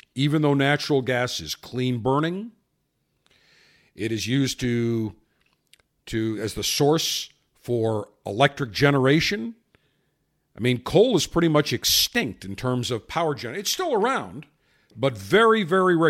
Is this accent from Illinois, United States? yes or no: no; Buffalo, New York, United States; when I grew up in Buffalo, had an electric oven